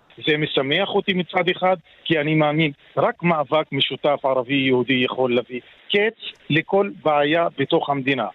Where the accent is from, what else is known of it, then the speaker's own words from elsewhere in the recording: Israel; כערבי שחסר לי את הדמוקרטיה מאז 48' ולא מאז 67'